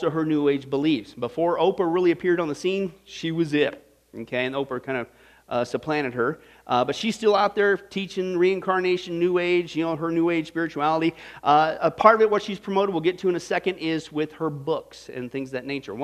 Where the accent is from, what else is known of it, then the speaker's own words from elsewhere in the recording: Kansas, United States; as a teenager growing up in Kansas, out in the middle of nowhere